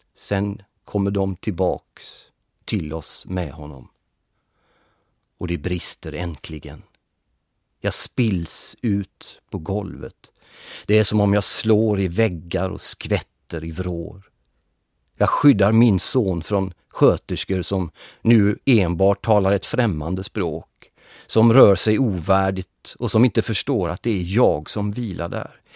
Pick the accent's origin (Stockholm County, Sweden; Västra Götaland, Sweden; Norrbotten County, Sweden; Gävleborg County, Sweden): Västra Götaland, Sweden; Gothenburg; Jag är född och uppväxt i Göteborg